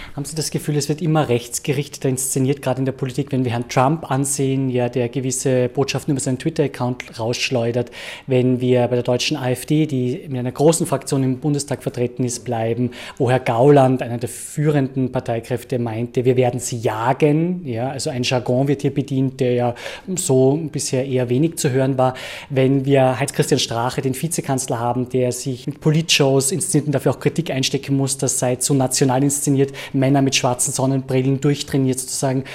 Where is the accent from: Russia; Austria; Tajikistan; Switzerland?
Austria; uns Österreicherinnen und Österreicher